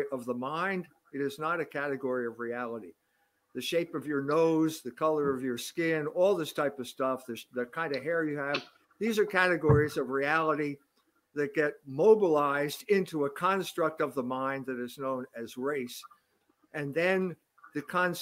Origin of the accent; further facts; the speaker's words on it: United States; as an American